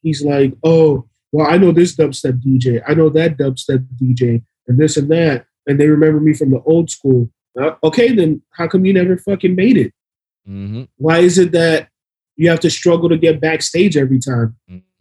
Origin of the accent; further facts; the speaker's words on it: Miami, Florida, United States; we're from Miami.